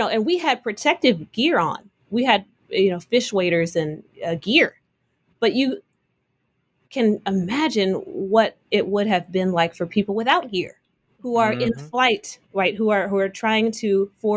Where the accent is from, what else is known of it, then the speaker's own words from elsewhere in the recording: Oakland, California, United States; I'm from Oakland, California.